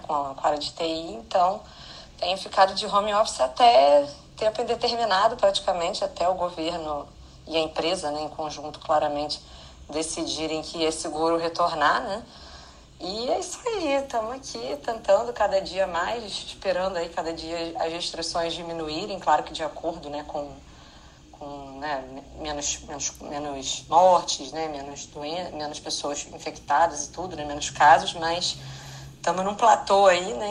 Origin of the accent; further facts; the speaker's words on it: Rio de Janeiro, Brazil; moved away as an adult; now in Ireland; Eu sou do Rio, como eu já disse, moro aqui na Irlanda